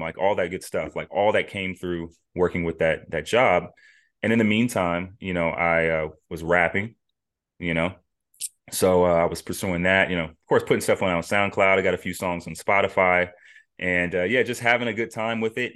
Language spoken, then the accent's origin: English; Las Vegas, Nevada, United States; moved away; born and raised in Las Vegas, Nevada